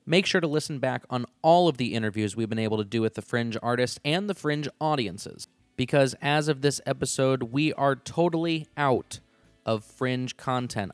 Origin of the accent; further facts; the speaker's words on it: Indianapolis, Indiana, United States; now in Cincinnati, United States; I'm originally from Indianapolis